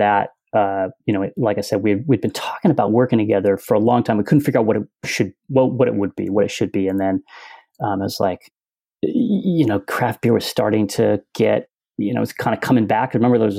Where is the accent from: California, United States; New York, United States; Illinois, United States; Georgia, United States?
California, United States; San Francisco Bay Area; also born or lived in Japan; I'm from the Bay Area